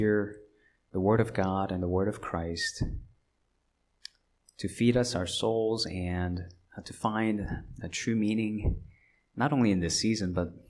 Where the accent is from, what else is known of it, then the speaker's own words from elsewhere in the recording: Los Angeles, California, United States; I was growing up in California as a teenager in Los Angeles when I was not yet a citizen of this country